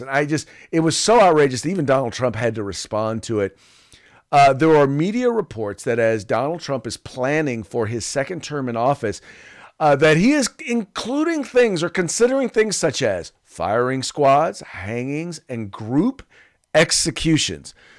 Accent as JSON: {"language": "English", "region": "California", "country": "United States", "said": "whenever I visit other states and I tell them I'm from California"}